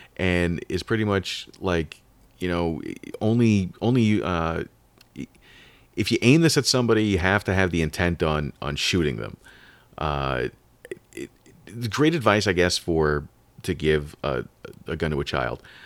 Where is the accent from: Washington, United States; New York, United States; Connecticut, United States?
New York, United States; Long Island; I was born in New York, and, and in the eighties on Long Island